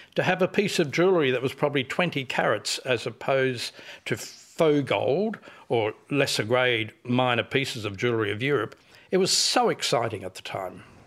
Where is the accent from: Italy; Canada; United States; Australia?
Australia; Perth, Western Australia; I'm from Perth